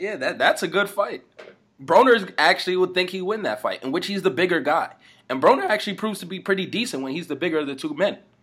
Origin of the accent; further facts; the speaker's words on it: Las Vegas, Nevada, United States; growing up in Vegas was was official.